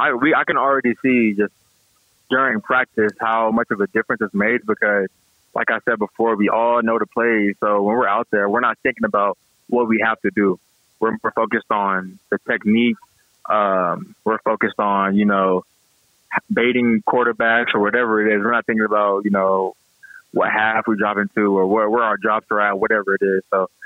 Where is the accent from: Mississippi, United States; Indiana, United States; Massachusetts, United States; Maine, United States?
Mississippi, United States; Gulfport; also born or lived in San Diego, California; Yeah, I was raised in Mississippi, Gulfport, Biloxi area, Mississippi. And I had moved to San Diego, California, because my dad was in the military.